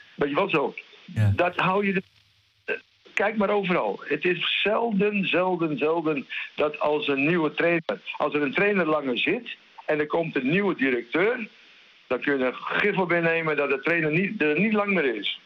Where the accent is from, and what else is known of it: Groningen, Netherlands; accent: Gronings; now in Spain